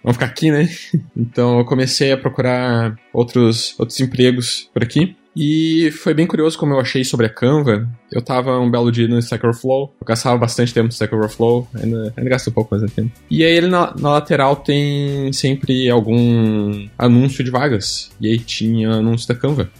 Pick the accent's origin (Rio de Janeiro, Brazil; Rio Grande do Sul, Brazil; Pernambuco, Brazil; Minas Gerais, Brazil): Rio Grande do Sul, Brazil; Gaúcho; moved away as an adult; now in Sydney, Australia; eu sou gaúcho